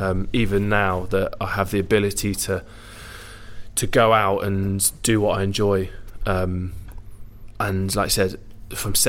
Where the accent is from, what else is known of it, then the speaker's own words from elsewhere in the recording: Jersey; moved away as an adult; born and bred from Jersey